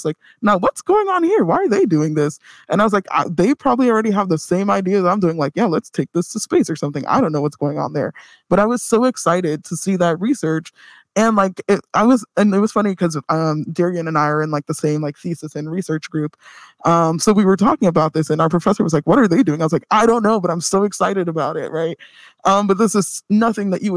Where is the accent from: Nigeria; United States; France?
Nigeria; I'm Nigerian